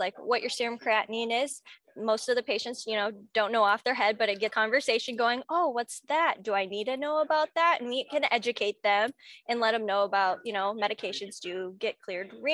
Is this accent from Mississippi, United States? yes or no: no; Marion, Iowa, United States; I'm from Marion, Iowa, which is right next to Cedar Rapids